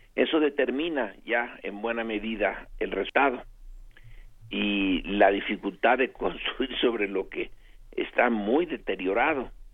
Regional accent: Mexico; nos identifiquemos como mexicanos

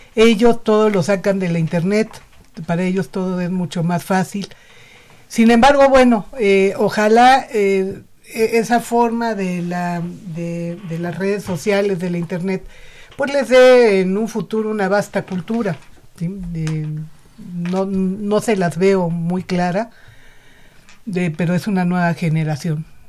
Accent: Mexico; mi país.

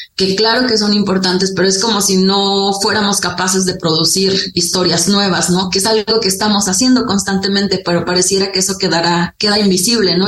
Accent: Sierra of Durango, Mexico; yo soy Odam, soy de la sierra eh, de lo que hoy se conoce como el Gran Nayar, que es entre los límites de Durango, Zacatecas, Jalisco y Nayarit

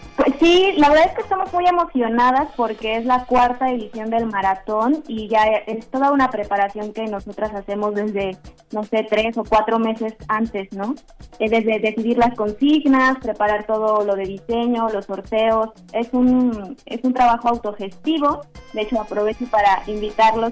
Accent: Mexico; Somos 13 mujeres mexicanas

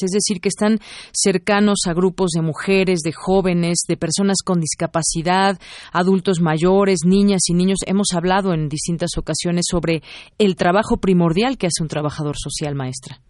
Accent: Mexico; como mexicanos

